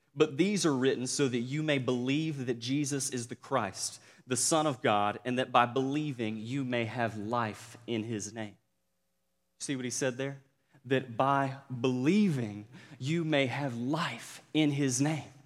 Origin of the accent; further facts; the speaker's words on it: Cordele, Georgia, United States; accent: Southern; moved away; my hometown of Cordill, Georgia